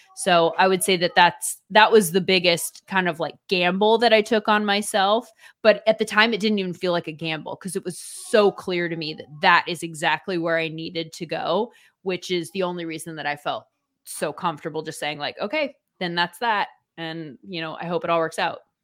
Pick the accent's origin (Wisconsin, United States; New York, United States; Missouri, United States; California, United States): California, United States; Orange County; I grew up in Orange County, California